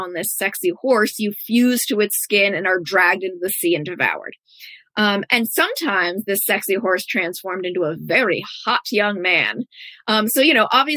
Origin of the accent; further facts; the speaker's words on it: United States; as an American, so much of our culture is about romanticizing harm